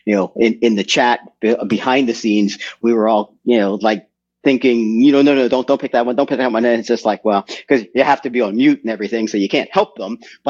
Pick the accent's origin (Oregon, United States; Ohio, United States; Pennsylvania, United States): Pennsylvania, United States; Philadelphia; also born or lived in New Hampshire; now in New Durham, United States; I got licensed in Pennsylvania, and now I live up in New Hampshire